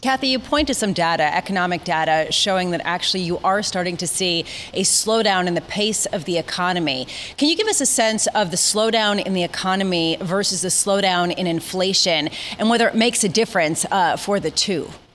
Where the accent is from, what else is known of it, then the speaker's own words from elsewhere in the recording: New York City, New York, United States; I grew up in New York City